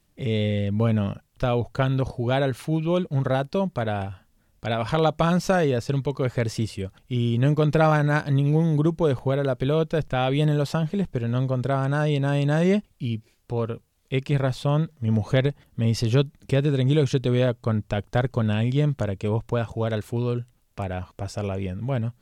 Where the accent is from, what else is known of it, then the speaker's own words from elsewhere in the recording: Argentina; moved away as an adult; now in United States; como un argentino